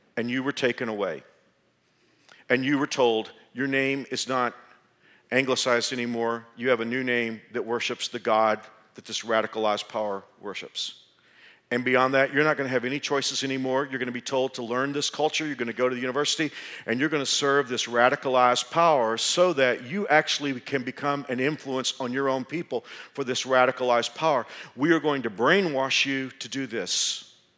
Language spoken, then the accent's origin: English; Texas, United States; moved away as an adult; now in Kansas, United States; being a Texan